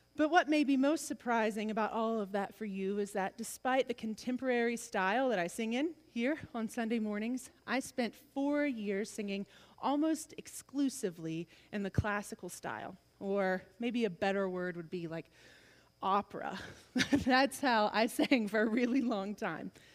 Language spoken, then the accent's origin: English; the South, United States; I'm from the South